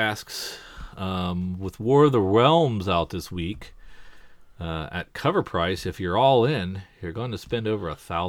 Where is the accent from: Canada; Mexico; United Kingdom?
United Kingdom; England; But because I'm an English person, it's okay that I say manga.